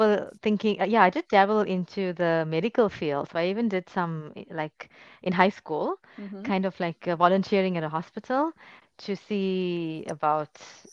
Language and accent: English; South Africa; moved away as an adult; also born or lived in United Kingdom; now in Istanbul, Turkey; I'm South African